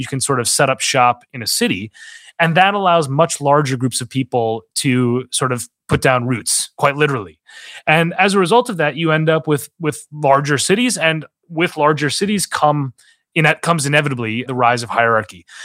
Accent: Minnesota, United States; moved away; I worked on a political campaign in my home state of Minnesota

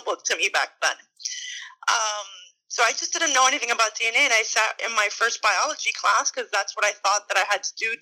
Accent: Miami, Florida, United States; I'm from Miami, Florida. I was born and raised here

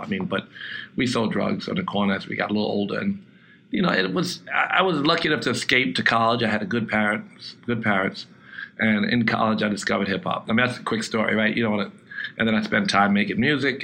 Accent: New York City, New York, United States; I grew up in Queens. Um, it was a lower middle class neighborhood.

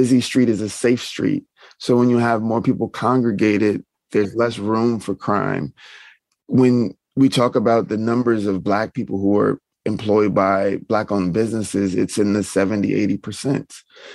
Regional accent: the South, United States; now in Minneapolis, United States; I'm from the South

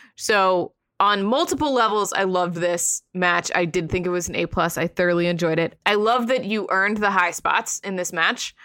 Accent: Sarasota, Florida, United States; moved away; also born or lived in Tampa; I love my hometown. I grew up in Sarasota

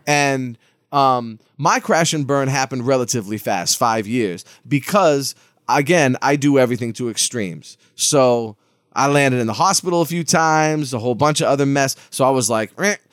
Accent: Lawrence, Massachusetts, United States; I'm from Lawrence, Massachusetts

